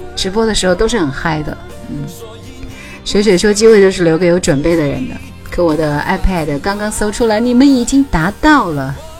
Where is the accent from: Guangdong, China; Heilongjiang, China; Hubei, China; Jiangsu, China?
Hubei, China; 所有人都知道我是湖北的